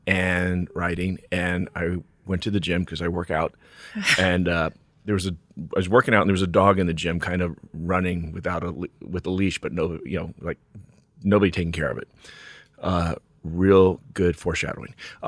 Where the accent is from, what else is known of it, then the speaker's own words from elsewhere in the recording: New York, United States; born there; I was born in New York, but went to college in New Mexico, University of New Mexico.